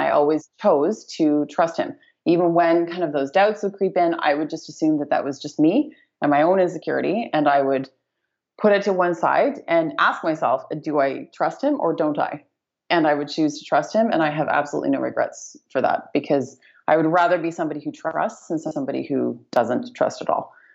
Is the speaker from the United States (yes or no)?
no; Canada; moved away as an adult; now in Bali, Indonesia; born and raised Canadian. I've lived in Canada my whole life